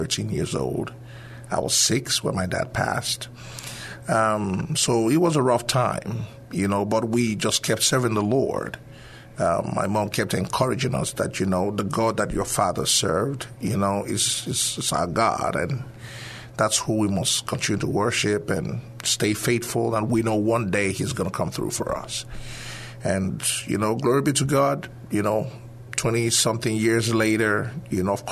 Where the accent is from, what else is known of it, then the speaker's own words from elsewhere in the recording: Nigeria; moved away; originally from Nigeria.